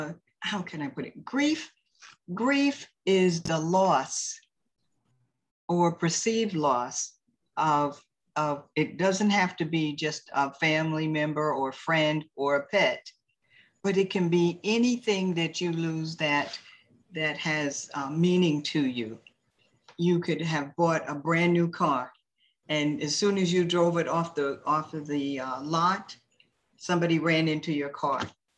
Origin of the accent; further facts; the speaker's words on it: Maryland, United States; Well, would you believe I'm in the tropics by way of Maryland?